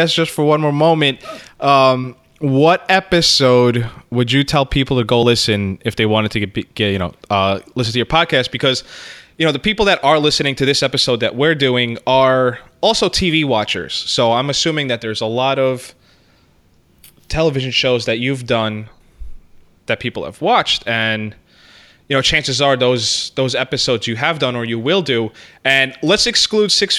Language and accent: English; United States; me as an American